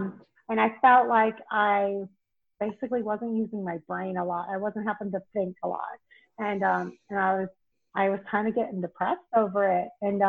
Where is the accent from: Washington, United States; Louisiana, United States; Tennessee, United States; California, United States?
Tennessee, United States; Knoxville; also born or lived in Cleveland, Ohio / Boise, Idaho; So I was born in Cleveland, Ohio, but I was only there until about 4 years old. Then I moved to Boise, Idaho, but I was only there for a couple of years. Then I moved to Knoxville, Tennessee, and I was there until high school.